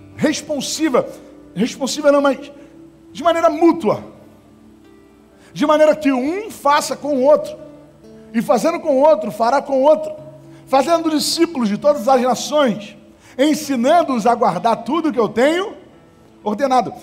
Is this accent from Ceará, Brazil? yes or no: no; Estrela do Norte, Rio de Janeiro, Brazil; quando eu era moleque, eu morava na Estrela do Norte